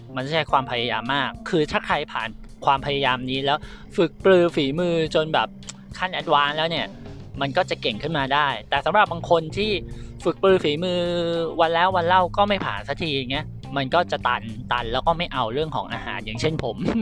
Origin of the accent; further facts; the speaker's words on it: Isan, Thailand; ผมเป็นคนอีสานนะ เป็นพ่อแม่พ่อเป็นคนอุบลแม่เป็นคนยโสธร